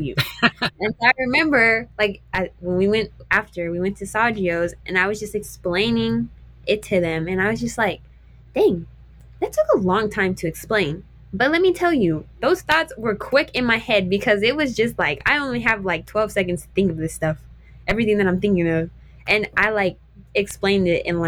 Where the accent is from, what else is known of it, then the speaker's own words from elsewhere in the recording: New Mexico, United States; I grew up in New Mexico and I get to run against these girls in New Mexico